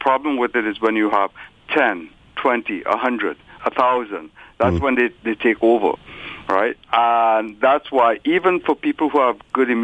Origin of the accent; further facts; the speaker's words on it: Trinidad & Tobago; When I was growing up in Trinidad, right, my grandmother, right, lived with us